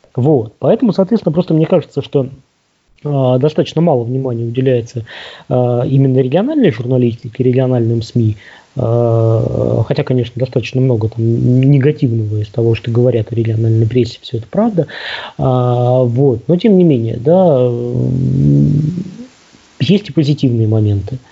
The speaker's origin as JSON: {"language": "Russian", "town": "Omsk", "region": "Omsk Oblast", "country": "Russia", "tie": "born or raised there", "said": "Омск, да, откуда я родом"}